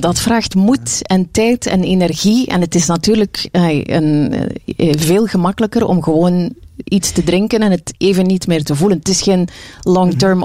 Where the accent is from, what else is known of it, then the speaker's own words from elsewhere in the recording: West Flanders, Belgium; bij ons in West-Vlaanderen zeiden ze, hij heeft de kozintjes